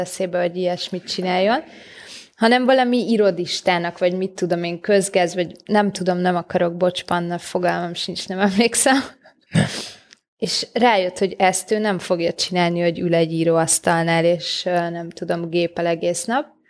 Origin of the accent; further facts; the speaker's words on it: Solymár, Pest, Hungary; én már Solmárra születtem meg, vagy ott nőttem fel, de a szüleim nem.